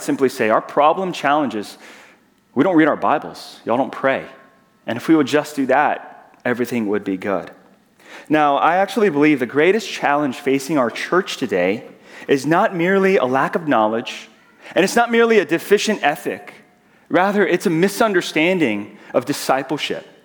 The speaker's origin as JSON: {"language": "English", "region": "Georgia", "country": "United States", "accent": "southern", "moved": "as an adult", "lives_now": "Southern California, United States", "said": "I'm from Georgia, and so as I get excited, you'll hear my southern accent come out. I will say y'all"}